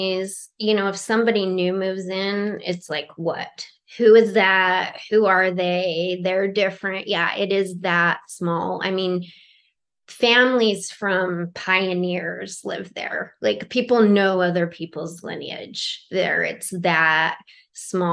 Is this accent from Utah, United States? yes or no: yes; Utah, United States; I grew up in Utah, but not in this city area